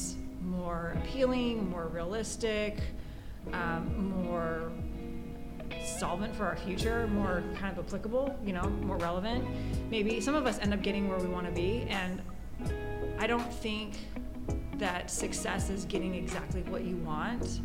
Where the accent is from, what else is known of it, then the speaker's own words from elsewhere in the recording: Southern California, United States; moved away as an adult; also born or lived in Hong Kong; now in Hawaii, United States; I'm from Southern California